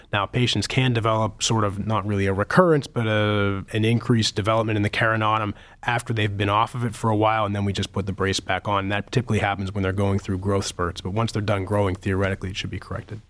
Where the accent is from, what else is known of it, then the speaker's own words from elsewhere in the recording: Pittsburgh, Pennsylvania, United States; moved away as an adult; also born or lived in New England; now in Cleveland, United States; I grew up in Pittsburgh